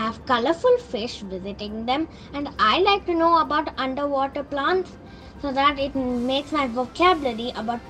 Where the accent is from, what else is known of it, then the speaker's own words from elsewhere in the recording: Singapore; I'm from Singapore and I'm 9 years old.